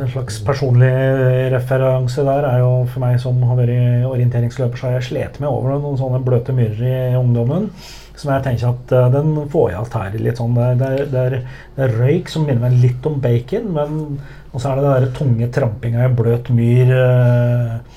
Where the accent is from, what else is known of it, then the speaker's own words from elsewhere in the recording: Hedmarken, Innlandet, Norway; accent: Hedmark dialect; moved away; jeg, er jo fra Hedmarken. Og jeg har heller ikke bodd på Hedmarken siden før år 2000.